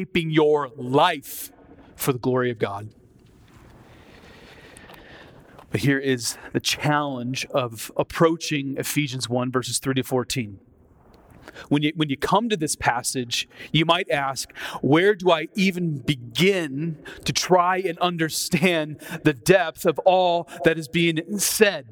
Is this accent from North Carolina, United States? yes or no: no; Iowa, United States; moved away as an adult; also born or lived in Twin Cities, Minnesota; Growing up in Iowa